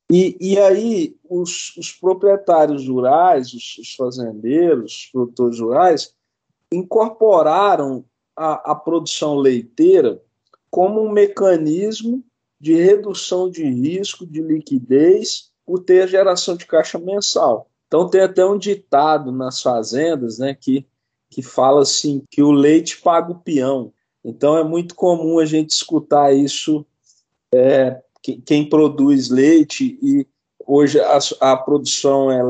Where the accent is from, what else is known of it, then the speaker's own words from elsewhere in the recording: Monte Carmelo, Minas Gerais, Brazil; Eu sou mineiro, sou de, de uma cidade do interior de Minas chamada Monte Carmelo